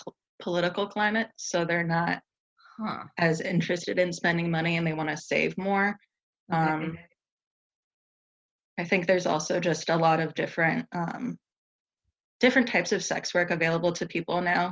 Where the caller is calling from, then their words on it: Lansing, Michigan, United States; I'm calling in from Lansing, Michigan.